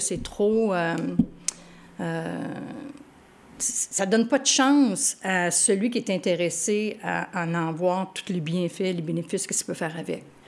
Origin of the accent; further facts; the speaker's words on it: Montreal, Quebec, Canada; je suis né à Montréal